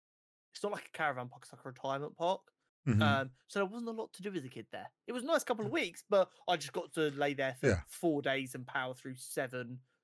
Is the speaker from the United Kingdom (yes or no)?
yes; United Kingdom; born there; Harry Potter, with us being two British-born kids, literally born perfectly for the Harry Potter franchise.